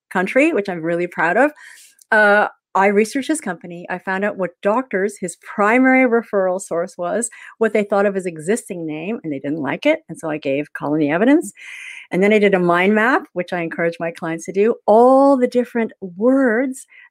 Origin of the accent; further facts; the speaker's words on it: Canada; moved away as an adult; now in Melbourne, Australia; I'm Canadian